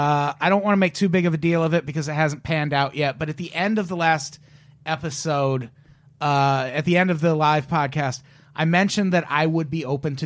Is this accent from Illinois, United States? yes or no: yes; Peoria, Illinois, United States; I grew up in Illinois